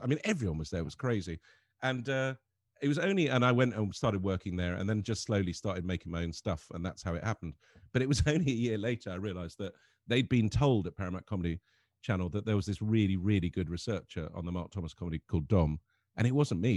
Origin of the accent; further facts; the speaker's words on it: Lebanon; growing up in Lebanon